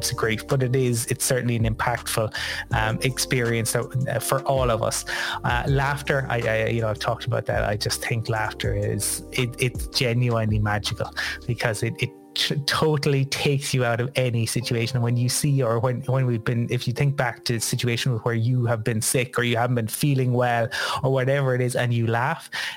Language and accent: English; Ireland; growing up in Ireland